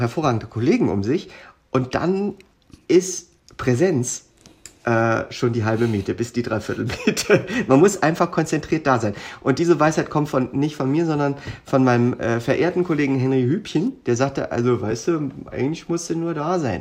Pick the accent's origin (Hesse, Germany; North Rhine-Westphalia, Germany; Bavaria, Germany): Hesse, Germany; Darmstadt; accent: Hessisch; moved away as an adult; da in Darmstadt, wo wir äh, dann auch alle zusammen zur Schule gegangen sind. Da sprechen wir ich sage mal, als Lingua Franca mhm. dann sehr viel Hessisch